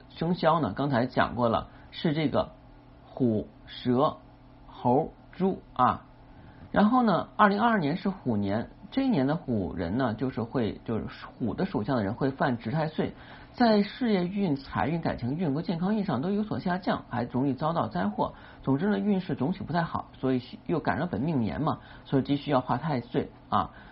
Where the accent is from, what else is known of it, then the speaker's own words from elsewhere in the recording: China; 就是我们中国人呢是比较厉害的